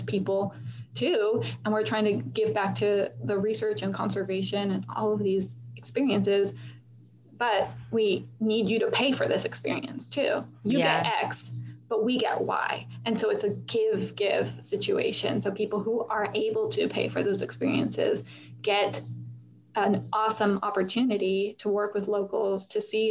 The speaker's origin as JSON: {"language": "English", "town": "Buffalo", "region": "New York", "country": "United States", "also_born_or_lived": "Northern Virginia", "moved": "yes", "said": "I am from Buffalo, New York."}